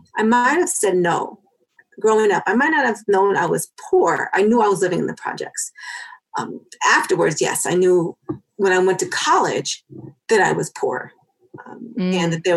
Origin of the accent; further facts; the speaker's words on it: New York City, New York, United States; moved away as an adult; also born or lived in Los Angeles; now in Aurora, United States; So I was born in Harlem. And in the projects in Harlem, and then we moved to the projects in the Bronx.